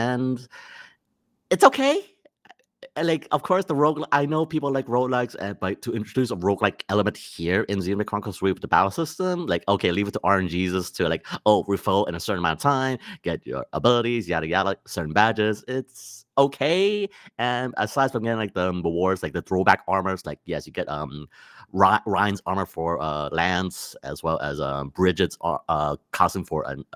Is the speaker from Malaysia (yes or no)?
yes; Malaysia; born or raised there; moved away